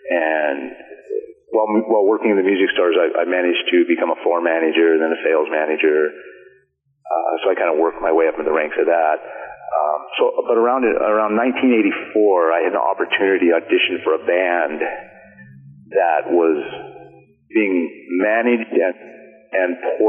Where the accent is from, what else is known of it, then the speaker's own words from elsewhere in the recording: Chehalis, Washington, United States; now in Seattle, United States; I was born in Chehalis, which is kind of centered in between Seattle and Portland, right down I-5 in Lewis County. And I kind of grew up out in the rural area out in southwest Washington.